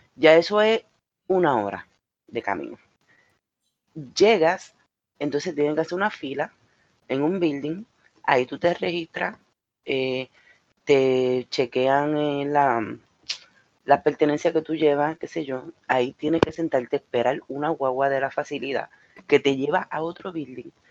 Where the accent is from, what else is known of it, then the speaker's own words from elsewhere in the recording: Puerto Rico; moved away; en mi país